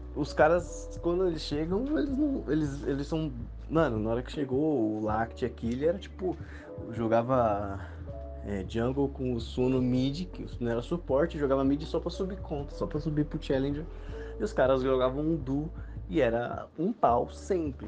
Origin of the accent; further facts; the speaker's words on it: Osasco, São Paulo, Brazil; eu sou de Osasco